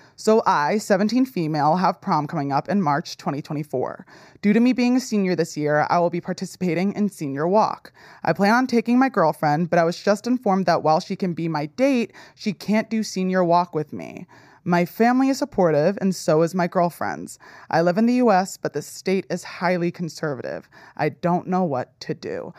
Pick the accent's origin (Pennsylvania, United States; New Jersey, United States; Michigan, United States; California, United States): New Jersey, United States; I grew up in New Jersey where it was, like, very liberal